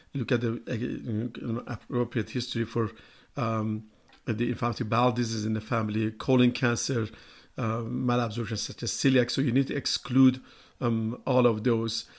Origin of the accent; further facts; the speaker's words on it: Iran; moved away; I'm from Iran